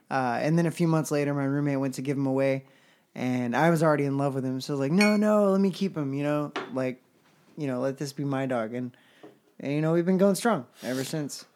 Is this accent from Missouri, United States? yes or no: no; Houston, Texas, United States; moved away as an adult; we're both from Houston, and we did region band together